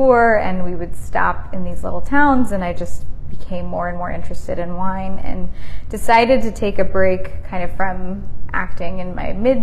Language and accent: English; San Francisco Bay Area, California, United States; now in Nashville, United States; I grew up in the San Francisco Bay Area, which is nice and cold and very different from Tennessee